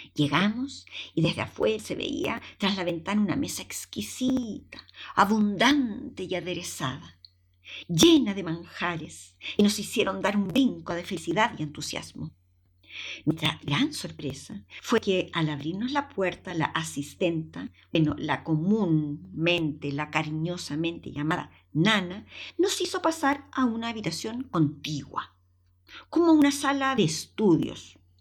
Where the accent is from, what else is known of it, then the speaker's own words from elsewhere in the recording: Chile; moved away as an adult; also born or lived in Valdivia, Chile / Viña del Mar, Chile / Madrid, Spain; la artesanía de mi país